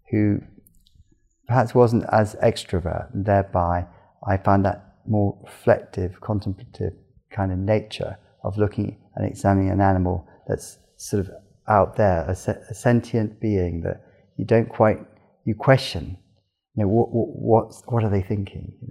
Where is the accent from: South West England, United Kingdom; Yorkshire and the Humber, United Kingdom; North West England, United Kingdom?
South West England, United Kingdom; Cornwall; also born or lived in London; I, I was uh, born in London, but spent my time um, growing up in Cornwall, the southwest of England, and, and very much by the coast